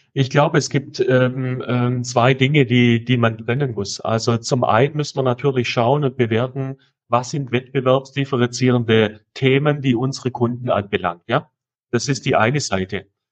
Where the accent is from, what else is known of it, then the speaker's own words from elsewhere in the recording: Swabia, Baden-Württemberg, Germany; accent: Swabian; ich komme aus dem Schwäbischen